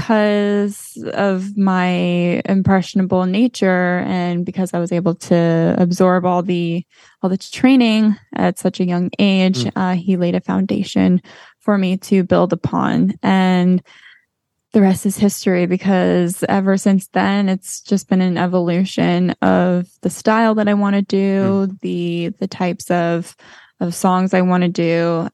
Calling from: Los Angeles, California, United States; also born or lived in Florida; I am calling from Los Angeles, where I'm currently living

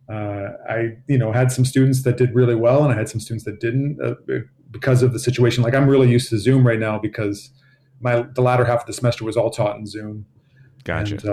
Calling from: Boston, Massachusetts, United States; I'm, I'm out of Boston, Massachusetts.

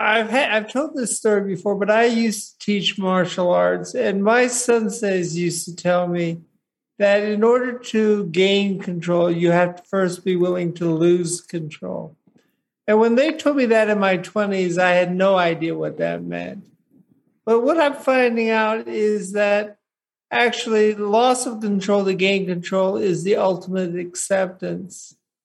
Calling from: Boulder, Colorado, United States; I'm calling in from Boulder, Colorado.

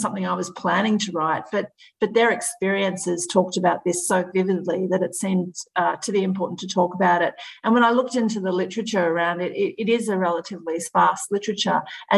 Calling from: Melbourne, Victoria, Australia; I'm joining you from Melbourne in Victoria in Australia

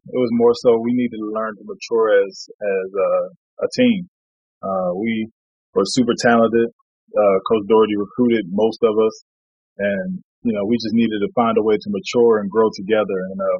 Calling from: Sapporo, Hokkaido, Japan; I'm calling in from Sapporo, Japan. It's on the northernmost island of Japan, island called Hokkaido, city called Sapporo.

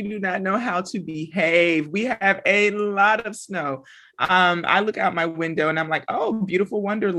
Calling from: McKinney, Texas, United States; So I'm tuning in from McKinney, Texas. That's Dallas, Texas, for those who don't know where McKinney is.

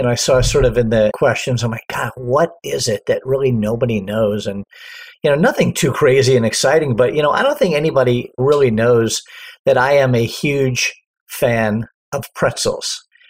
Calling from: Los Angeles, California, United States; I am in sunny Southern California. To be exact, I am probably about 3 miles from the beach and Los Angeles International Airport in a little area called Westchester.

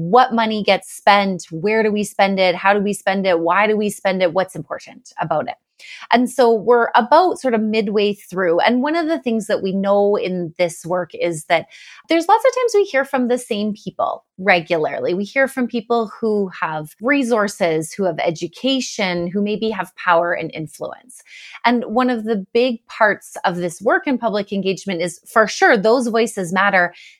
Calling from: Sherwood Park, Alberta, Canada; I am joining from my home in Sherwood Park, but lots of people don't know where that is. So Edmonton, Alberta is the closest major city.

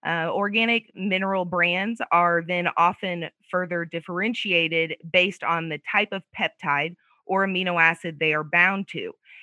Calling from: Muscatine, Iowa, United States; I'm in Muscatine, Iowa right now. That's where my husband and I have a little farm, and the weather's beautiful.

